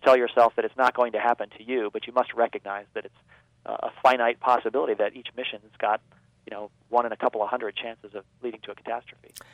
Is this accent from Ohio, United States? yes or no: no; Baltimore, Maryland, United States; they were building uh, rockets in my hometown as part of the Gemini program